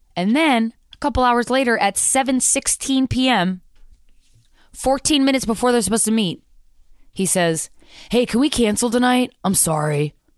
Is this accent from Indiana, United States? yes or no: no; Virginia, United States; I grew up in Virginia